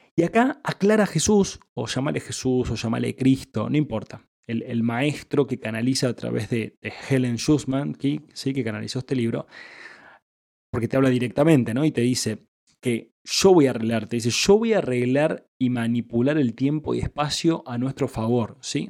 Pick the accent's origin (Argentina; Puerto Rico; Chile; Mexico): Argentina; yo soy argentino